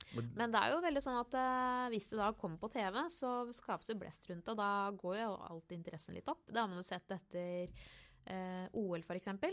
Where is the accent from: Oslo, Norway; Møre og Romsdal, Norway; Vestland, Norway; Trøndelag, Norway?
Oslo, Norway; På Torshov i Oslo